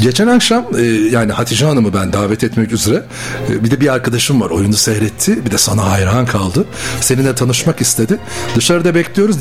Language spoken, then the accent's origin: Turkish; Ezine, Çanakkale, Turkey; now in Bursa, Turkey; Ben Çanakkale Ezine doğumluyum